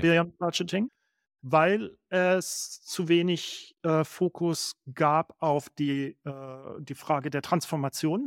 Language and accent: German; Baden-Württemberg, Germany; ich bin in Baden geboren, vielleicht hat man es eben gehört.